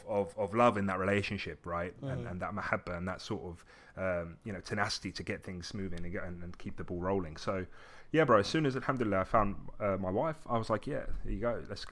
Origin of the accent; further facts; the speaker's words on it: Brighton, South East England, United Kingdom; also born or lived in Essex / Morocco / Tunisia; So I was born in Essex. And then I didn't really stay there too long. I lived in Morocco for a little bit, came back to the UK and then lived in Tunisia. And then I came to Brighton.